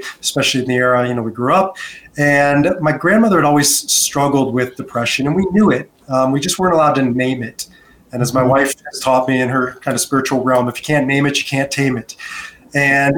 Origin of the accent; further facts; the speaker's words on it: United States; moved away as an adult; also born or lived in Israel; now in Denver, United States; born and raised in America